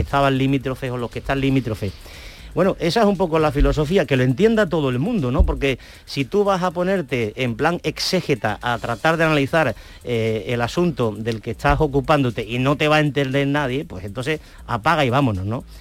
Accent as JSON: {"language": "Spanish", "region": "Andalusia", "country": "Spain", "said": "porque somos andaluces."}